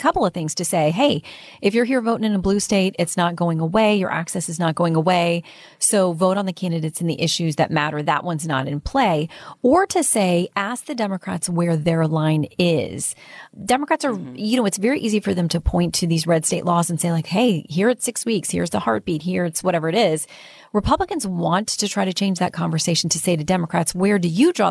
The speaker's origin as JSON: {"language": "English", "region": "Florida", "country": "United States", "tie": "born or raised there", "moved": "yes", "said": "my home state"}